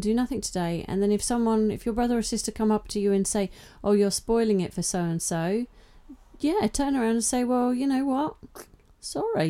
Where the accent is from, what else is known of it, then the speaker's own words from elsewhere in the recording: England, United Kingdom; being English